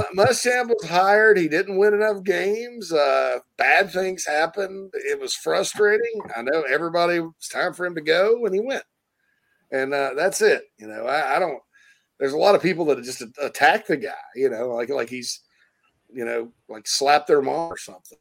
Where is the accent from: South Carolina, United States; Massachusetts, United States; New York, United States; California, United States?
South Carolina, United States; Spartanburg; right there in my hometown of Spartanburg, Daniel Morgan Avenue